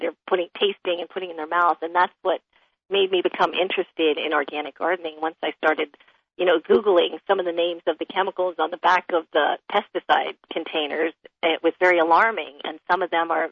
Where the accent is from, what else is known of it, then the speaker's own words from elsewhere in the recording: New York City, New York, United States; moved away as an adult; now in California, United States; Growing up in Manhattan, you know, all pavement, apartment buildings all my life